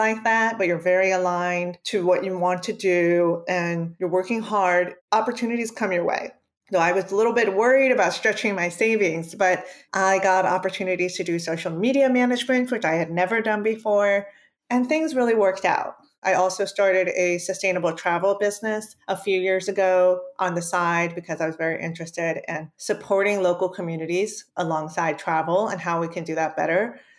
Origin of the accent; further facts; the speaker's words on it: Maryland, United States; first language Spanish; English is a second language; I'm Cuban and Puerto Rican. I was born and raised in Maryland in the United States. My parents taught me Spanish as my first language.